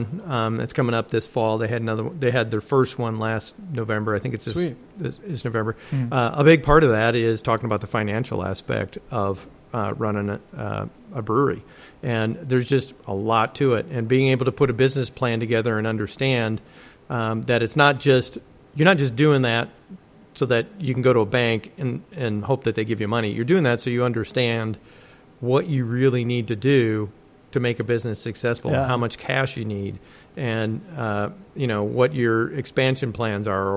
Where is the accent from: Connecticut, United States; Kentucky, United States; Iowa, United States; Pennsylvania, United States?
Iowa, United States; Dubuque; moved away; Dubuque, Iowa is where I grew up